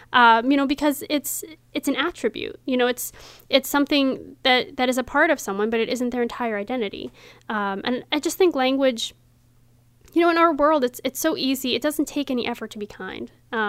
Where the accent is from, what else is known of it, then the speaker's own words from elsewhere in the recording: Frederick, Maryland, United States; I was born here.